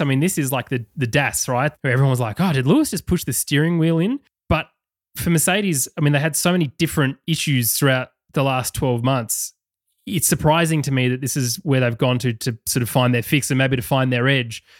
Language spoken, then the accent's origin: English; Australia; accent: Australian